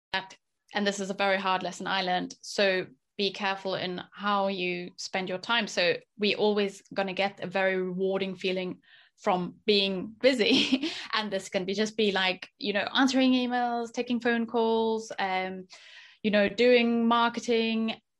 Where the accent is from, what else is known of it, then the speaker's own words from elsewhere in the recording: South Africa; moved away as an adult; also born or lived in France / Japan; growing up in South Africa